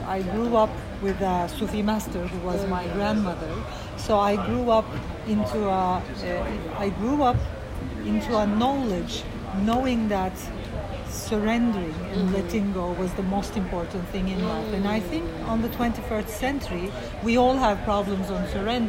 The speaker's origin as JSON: {"language": "English", "town": "Izmir", "region": "İzmir", "country": "Turkey", "tie": "born or raised there", "said": "I was born in Turkey and grew up in Izmir"}